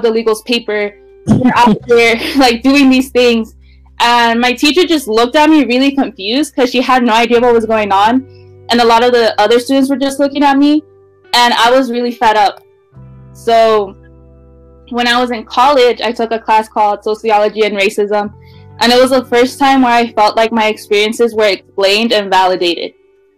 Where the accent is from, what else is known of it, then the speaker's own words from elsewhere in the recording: Wenatchee, Washington, United States; also born or lived in California; when I moved to Wenatchee